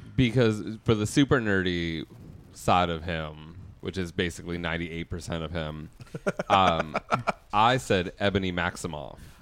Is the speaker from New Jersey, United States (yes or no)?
no; Hempstead, New York, United States; also born or lived in East Meadow, New York; I grew up in Hempstead.